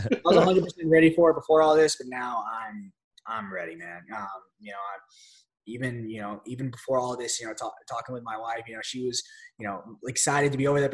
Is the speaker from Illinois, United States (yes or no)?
yes; Chicago, Illinois, United States; I was born in Chicago, Illinois.